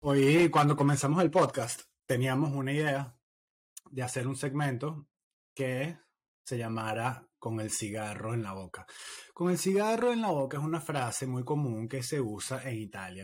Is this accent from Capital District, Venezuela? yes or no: yes; Caracas, Capital District, Venezuela; moved away; yo me fui en el 2007, no tengo esa Caracas